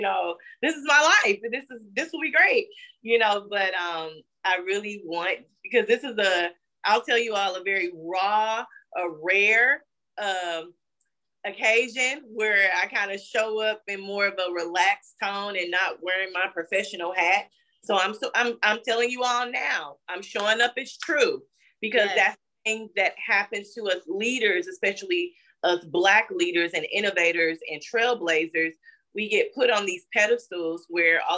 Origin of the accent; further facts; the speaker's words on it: Gatesville, Texas, United States; also born or lived in Ferguson, Missouri; I'm from Texas, a little rural town called Gatesville